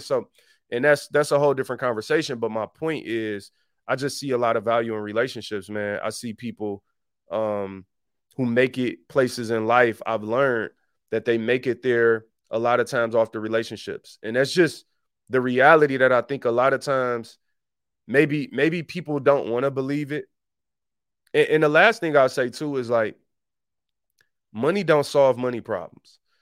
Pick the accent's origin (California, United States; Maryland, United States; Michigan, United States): Michigan, United States; Detroit; I grew up in Detroit